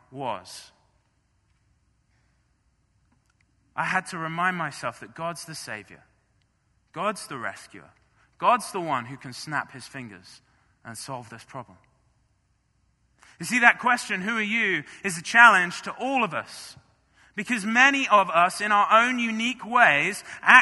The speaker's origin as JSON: {"language": "English", "town": "Marlow", "region": "South East England", "country": "United Kingdom", "tie": "born or raised there", "moved": "as an adult", "lives_now": "United States", "said": "in my home church, in my hometown of Marlow"}